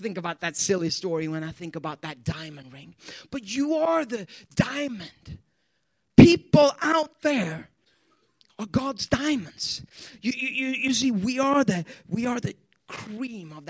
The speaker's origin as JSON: {"language": "English", "country": "Sweden", "tie": "born or raised there", "also_born_or_lived": "Ethiopia / Youngstown, Ohio", "second_language": "English", "moved": "as an adult", "lives_now": "Pittsburgh, United States", "said": "I'm born and raised in Sweden"}